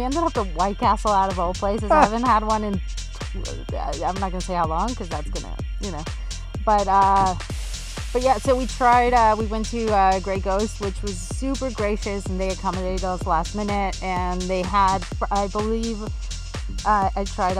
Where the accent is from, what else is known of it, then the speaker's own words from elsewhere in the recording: Israel; also born or lived in Mexico City, Mexico; Born in Mexico City, raised in Israel, then moved all over the world. My heritage is European for the most part.